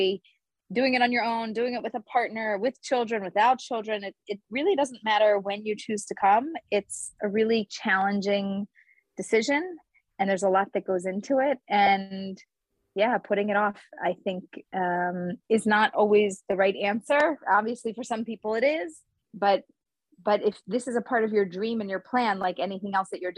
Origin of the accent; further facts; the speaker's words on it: Philadelphia, Pennsylvania, United States; now in Israel; I'm from Philadelphia.